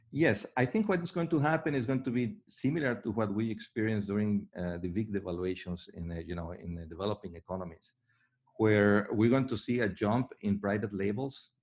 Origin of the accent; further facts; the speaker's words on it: Mexico; I'm from Mexico